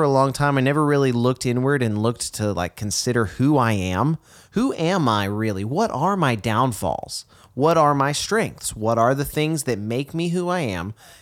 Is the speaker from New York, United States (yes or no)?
no; Texas, United States; growing up in Texas